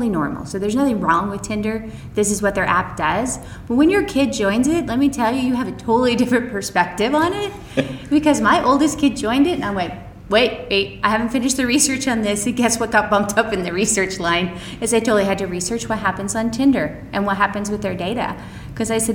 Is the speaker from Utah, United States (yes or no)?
yes; Utah, United States; I grew up in Utah, so I had kids really early